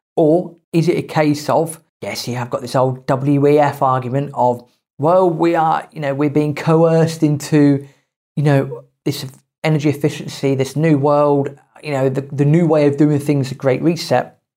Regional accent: United Kingdom; as British people, we are quite resilient when we need to be

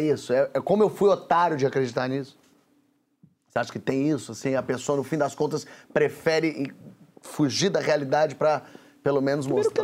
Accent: São Paulo, Brazil; Eu, eu cresci em São Paulo também

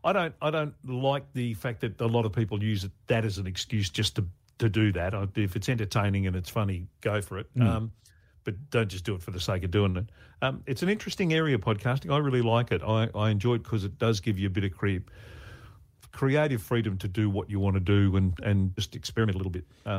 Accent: Brisbane, Queensland, Australia; also born or lived in Melbourne; In Brisbane. When I was growing up, I was born in Melbourne, but we moved to Queensland

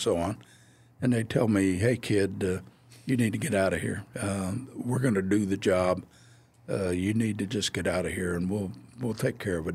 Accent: Atchison, Kansas, United States; moved away; my hometown of Atchison, Kansas, uh, fifty miles away

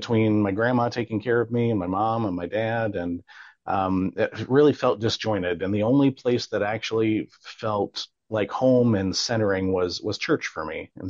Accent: Virginia, United States; now in South Haven, United States; So I grew up in Virginia

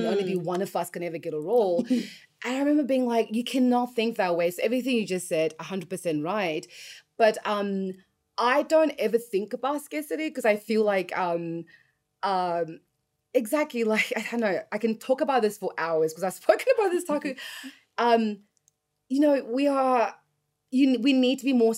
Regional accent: Australia; moved away as an adult; also born or lived in Los Angeles, United States; I grew up in Australia

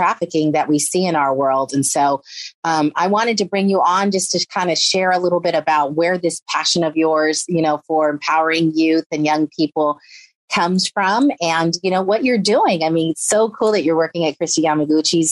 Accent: San Francisco Bay Area, California, United States; I grew up very impoverished in the San Francisco Bay Area

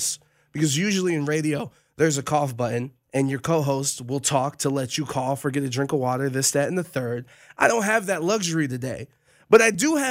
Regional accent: Cleveland, Ohio, United States; I was born in Cleveland, Ohio

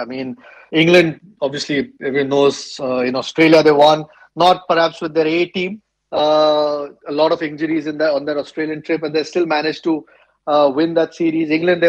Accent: India; as an Indian batsman

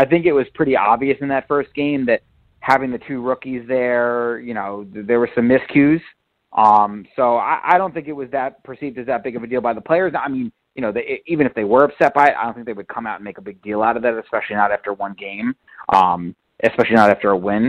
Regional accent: Westchester, New York, United States; I grew up in Westchester

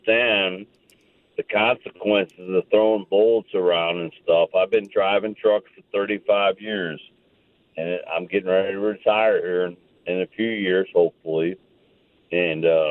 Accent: St. Louis, Missouri, United States; I was born and raised in St. Louis, and I was proud to be from St. Louis

